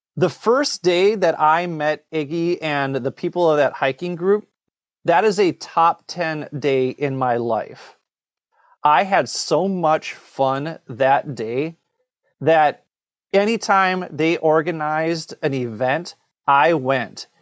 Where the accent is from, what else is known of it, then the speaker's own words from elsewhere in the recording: Minnesota, United States; moved away; also born or lived in Korea; I'm from Minnesota. We have ten thousand lakes. So I lived across the street from a lake